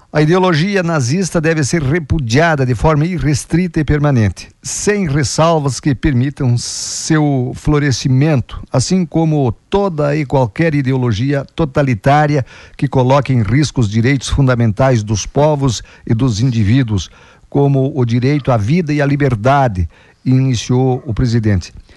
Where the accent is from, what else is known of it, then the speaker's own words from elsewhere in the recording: Água Santa, Rio Grande do Sul, Brazil; moved away; é a minha terra lá